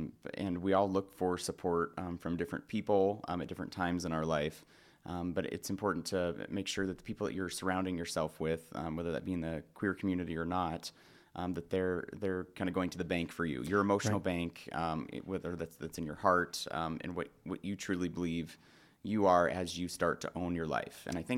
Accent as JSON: {"language": "English", "town": "Spokane", "region": "Washington", "country": "United States", "tie": "born or raised there", "said": "I did. Yep. Born and raised in the Valley."}